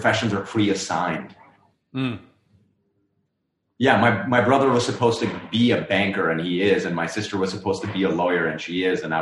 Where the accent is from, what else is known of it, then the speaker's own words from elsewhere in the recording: Lahore, Punjab, Pakistan; moved away as an adult; now in United States; I am from Lahore, Pakistan